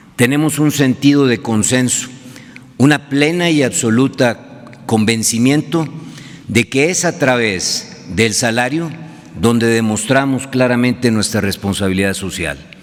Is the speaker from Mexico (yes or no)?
yes; Mexico; como mexicanos